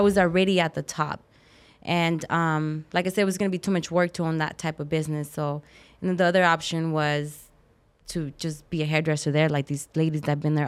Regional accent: Tucson, Arizona, United States; moved away; I grew up in Tucson

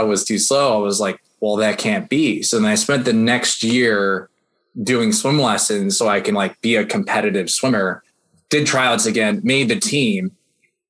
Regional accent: New Jersey suburbs, United States; I grew up in the Jersey suburbs

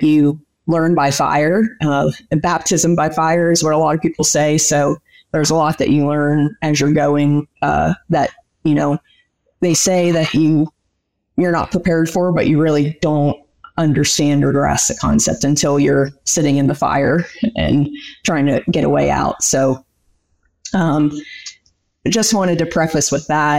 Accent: Pennsylvania, United States; moved away as an adult; also born or lived in Diamond, Oklahoma; now in Oklahoma, United States; I was born and raised in Pennsylvania, equidistant to State College in Harrisburg

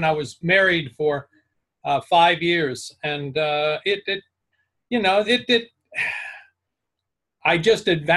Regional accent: Amarillo, Texas, United States; moved away; I was raised in Amarillo, Texas

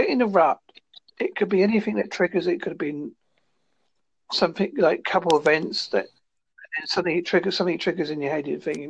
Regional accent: United Kingdom; I am from Holsbury in the United Kingdom.

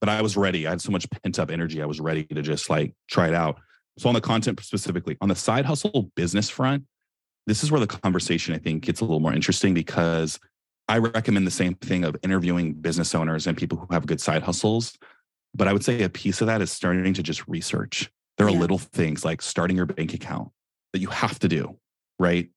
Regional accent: Silicon Valley, California, United States; I'm from Silicon Valley.

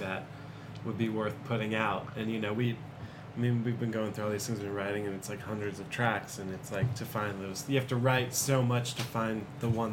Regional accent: Los Angeles, California, United States; I grew up in the Valley, in like Van Nuys and Sherman Oaks area

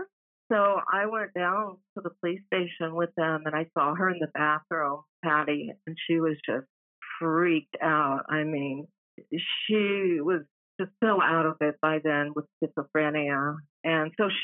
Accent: San Francisco, California, United States; moved away; I was born in San Francisco

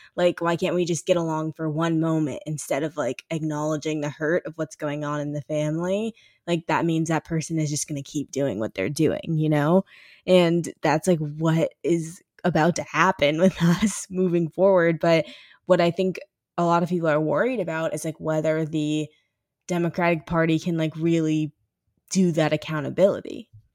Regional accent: St. Louis, Missouri, United States; I am from Saint Louis

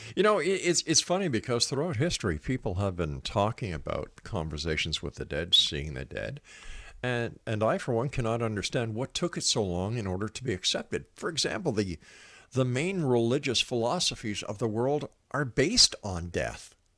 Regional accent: Montreal, Quebec, Canada; now in Hamilton, Canada; I moved to Ontario from Montreal, where I'm originally from

